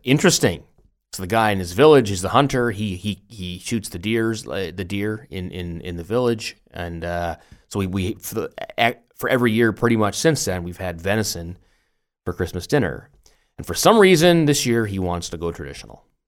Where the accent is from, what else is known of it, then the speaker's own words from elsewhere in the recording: Canada; also born or lived in Germany; now in Tübingen, Germany; we're Canadian